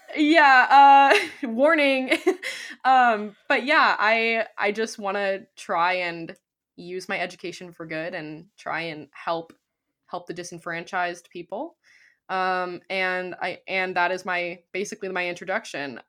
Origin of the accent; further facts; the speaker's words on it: California, United States; I'm also from California